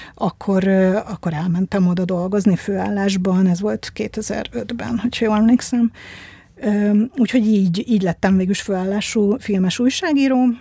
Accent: Budapest, Hungary; 1978. szeptember 21-én születtem. Budapesten.

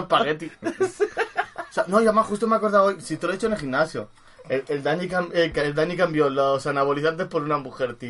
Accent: Madrid, Community of Madrid, Spain; yo Arturo Soria

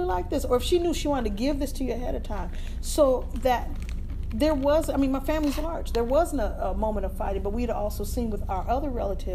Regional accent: United States; I'm American

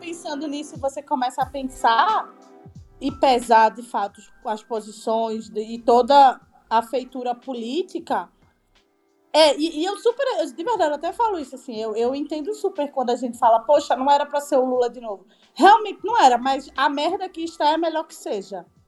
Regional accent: Recife, Pernambuco, Brazil; eu sou de Recife

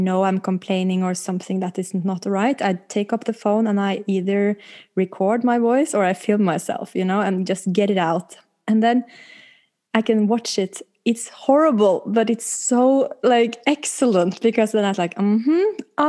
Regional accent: Oslo, Norway; I'm pretty girl from Oslo West.

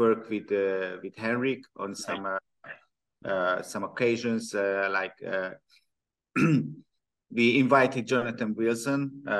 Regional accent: Budapest, Hungary; I'm from Hungary, I'm from Budapest.

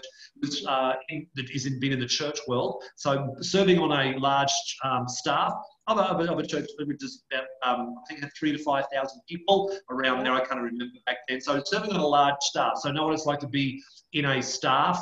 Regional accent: West Queensland, Australia; where I grew up out in West Queensland, there were no high schools.

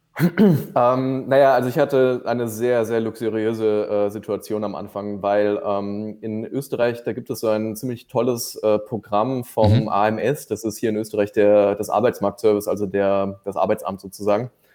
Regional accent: near Düsseldorf, North Rhine-Westphalia, Germany; moved away as an adult; now in Vienna, Austria; ursprünglich komme ich eigentlich aus dem Rheinland, äh, aus der Nähe von Düsseldorf

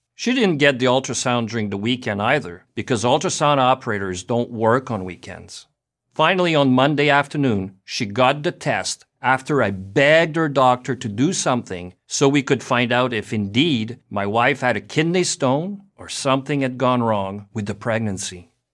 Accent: Montreal, Quebec, Canada; also born or lived in United States; I was born and raised in Montreal, Canada. That makes me French-Canadian.

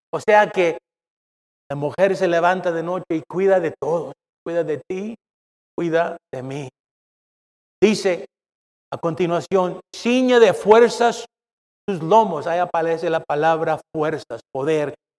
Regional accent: Mexico; now in United States; soy mexicano

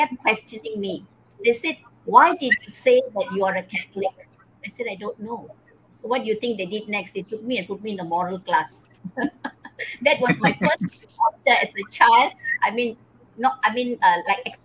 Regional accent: India; English is a second language; moved away; I was born in India

